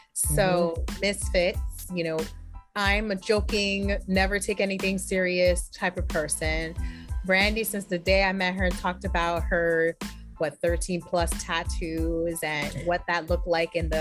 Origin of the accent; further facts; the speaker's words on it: New York City, New York, United States; moved away as an adult; also born or lived in Inwood, New York City / Harlem, New York City; now in Westchester, United States; I was born and raised in Washington Heights, uptown